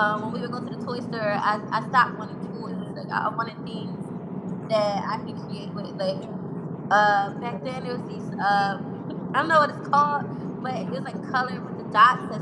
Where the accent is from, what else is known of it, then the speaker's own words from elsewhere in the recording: Philadelphia, Pennsylvania, United States; I'm an artist from West Philly